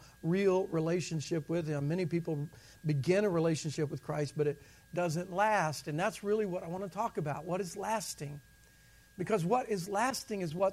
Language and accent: English; the South, United States; I'm from the South